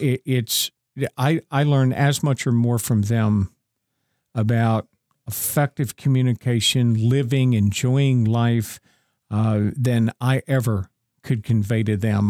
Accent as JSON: {"language": "English", "region": "Northeastern Ohio", "country": "United States", "tie": "born or raised there", "also_born_or_lived": "Owensboro", "moved": "as an adult", "said": "I, I was born and raised in Northeastern Ohio"}